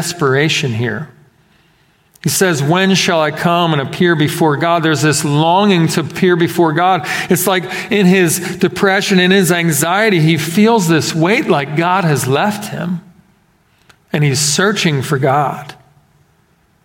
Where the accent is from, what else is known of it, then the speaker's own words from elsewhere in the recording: Philadelphia, Pennsylvania, United States; moved away; growing up in Philadelphia